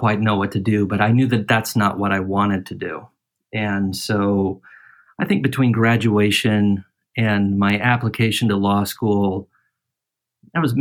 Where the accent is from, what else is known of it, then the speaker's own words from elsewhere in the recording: Litchfield Park, Arizona, United States; moved away; also born or lived in St. Anthony, Idaho / Pleasanton; I was primarily raised in Arizona, in the West Valley. So the Phoenix area, not Phoenix itself, though. We call it the West Valley. The town that I'm from is called Litchfield Park.